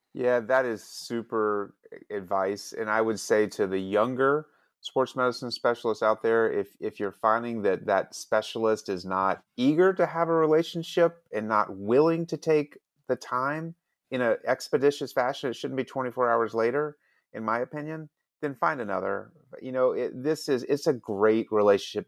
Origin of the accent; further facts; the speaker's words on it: Alabama, United States; I'm from Alabama